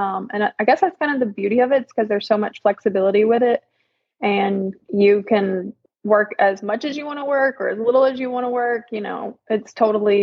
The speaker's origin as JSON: {"language": "English", "town": "Birmingham", "region": "Alabama", "country": "United States", "said": "I'm from Birmingham, Alabama"}